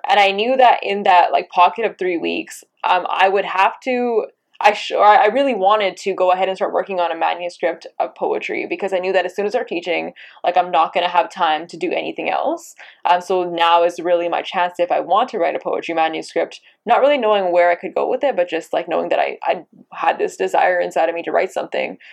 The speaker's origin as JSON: {"language": "English", "town": "Abbotsford", "region": "British Columbia", "country": "Canada", "tie": "born or raised there", "said": "I grew up in Abbotsford, BC. Um, you know, I was I was born and raised there"}